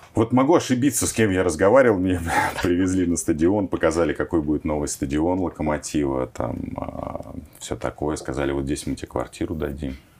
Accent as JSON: {"language": "Russian", "region": "Moscow", "country": "Russia", "tie": "born or raised there", "said": "я родился в Печатниках, и у нас там реально было такое заброшенное, очень плохое поле, где ходили собачки, периодически там а, лежали отходы, да, там, но можно было играть в футбол реально, ну, практически там полноразмерное поле. И мы все свое детство проводили там"}